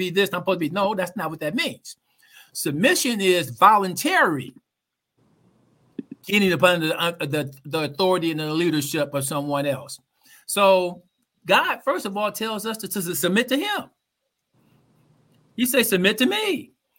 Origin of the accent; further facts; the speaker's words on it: Oakland, California, United States; I grew up in Oakland